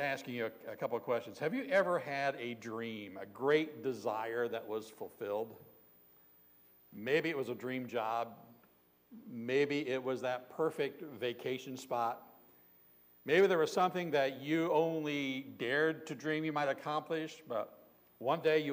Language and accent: English; Southern Ohio, United States; I grew up in Southern Ohio